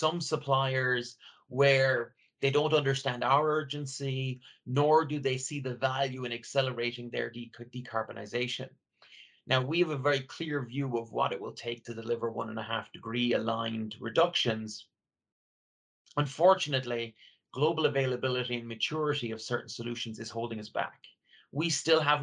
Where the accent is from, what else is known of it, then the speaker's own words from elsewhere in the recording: Ireland; I grew up in Ireland, rural Ireland, where nature was all around me.